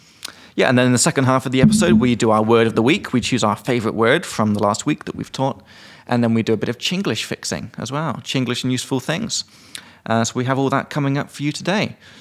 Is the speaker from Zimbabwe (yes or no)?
no; England, United Kingdom; now in Czech Republic; from England.